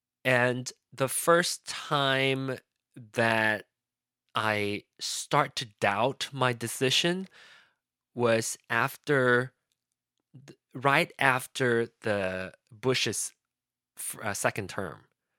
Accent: Malaysia; I started to think about how I wanted to have a voice as a Malaysian citizen. I wanted to be able to vote.

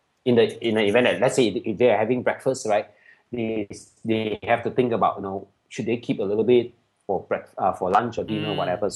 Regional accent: Malaysia; I'm supposed to be Japanese, which I'm not. I'm Malaysian Chinese kind of thing.

